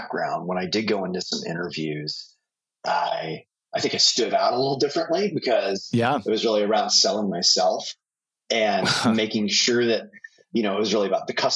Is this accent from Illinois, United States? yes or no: no; Bay Area, California, United States; also born or lived in Oregon; I grew up in the Bay Area, so Silicon Valley kid